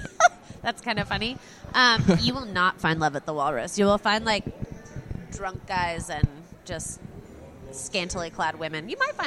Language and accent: English; Texas, United States; Yeah, I guess I'm from Texas, so the whole like being good at skiing thing just eludes me.